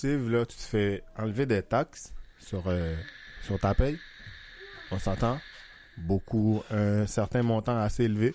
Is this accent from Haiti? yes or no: yes; Haiti; now in Laval, Canada; Je suis né en Haïti, j'ai grandi là-bas